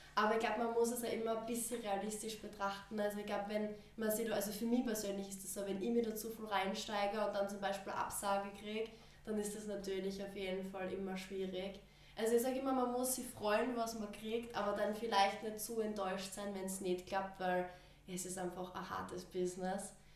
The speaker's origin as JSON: {"language": "German", "region": "Styria", "country": "Austria", "said": "ich bin aus der Steiermark und ich bin 19 Jahre alt"}